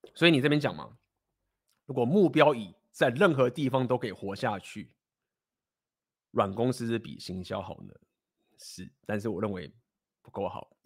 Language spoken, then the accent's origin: Chinese; Taiwan; 身为台湾人该负的责任